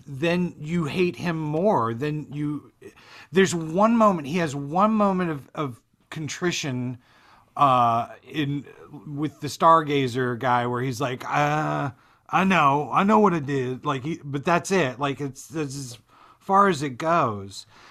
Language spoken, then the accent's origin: English; Florida, United States; when I was growing up in Florida